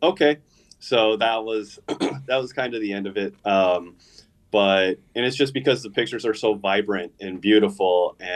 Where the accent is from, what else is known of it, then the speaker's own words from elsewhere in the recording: Gilbert, Arizona, United States; I grew up in Gilbert.